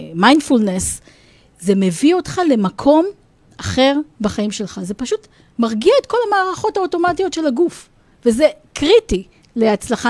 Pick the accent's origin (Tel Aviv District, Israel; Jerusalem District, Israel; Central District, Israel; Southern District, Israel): Central District, Israel; Rosh HaAyin; אני אמנם גדלתי בראש העין